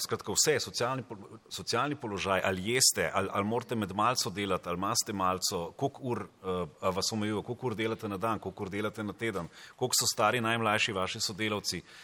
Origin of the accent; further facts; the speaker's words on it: Nazarje, Savinjska, Slovenia; jaz sem doma iz Nazarja